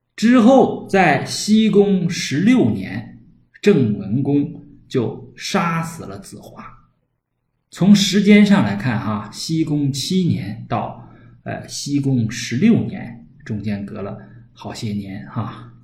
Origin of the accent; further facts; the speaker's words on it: Northeast China, China; accent: Northeastern Mandarin; 我们东北话呢叫嘚瑟